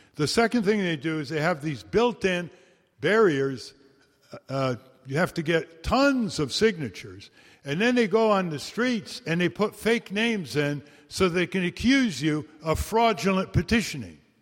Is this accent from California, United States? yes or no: no; Connecticut, United States; We started the first law museum in the world last September in my hometown in Connecticut